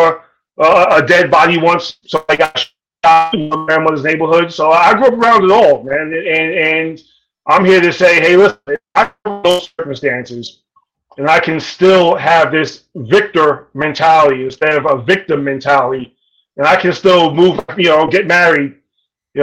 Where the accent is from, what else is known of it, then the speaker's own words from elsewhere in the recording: New York City, New York, United States; I grew up in South Jamaica, Queens